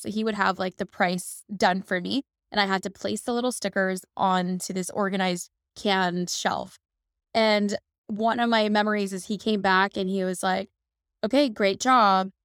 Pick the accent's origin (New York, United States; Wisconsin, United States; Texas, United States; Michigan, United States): Texas, United States; Dallas; also born or lived in Chicago; I was born in Chicago, then we moved to Dallas where my brother was born, and we kind of grew up in this, um, entrepreneurial household